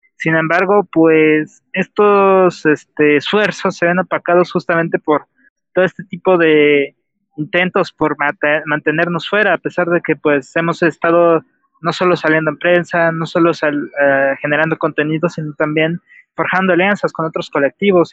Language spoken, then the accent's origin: Spanish; Mexico; soy de México